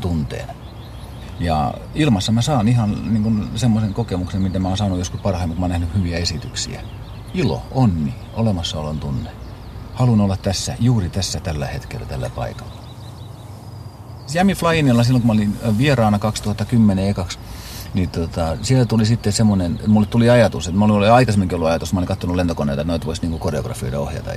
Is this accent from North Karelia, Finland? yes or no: no; Pori, Satakunta, Finland; Mä olen syntynyt Porissa Jaakontiellä osoitteessa ja Jaakontien osoite on Porin kiitotien jatkeella.